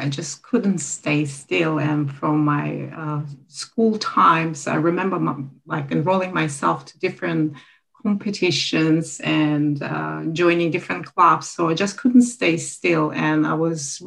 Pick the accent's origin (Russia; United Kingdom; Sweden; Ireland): Russia; Sochi, Krasnodar Krai; moved away as an adult; also born or lived in Crete, Greece; now in Australia; after completing my university degree in economics in my hometown, Sochi, I moved to Greece